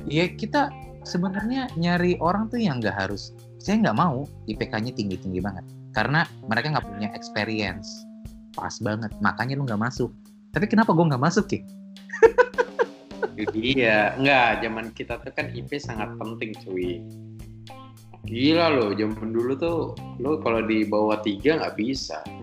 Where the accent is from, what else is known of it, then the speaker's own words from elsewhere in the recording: West Java, Indonesia; udah untung sama-sama di Jawa Barat di kampung gua malah akhirnya di situ gua langsung lah cabut ke kampung gua